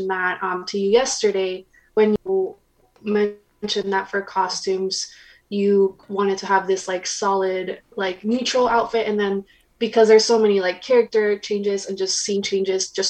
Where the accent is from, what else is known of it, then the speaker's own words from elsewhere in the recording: Arizona, United States; also born or lived in Mexico; I was born in Mexico, and like I moved here when I was 8 years old, and I've been in Arizona for most of my life